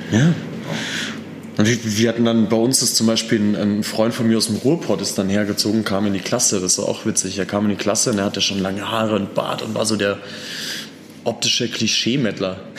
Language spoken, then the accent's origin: German; Austria; Ich komme eigentlich aus Österreich. Ich bin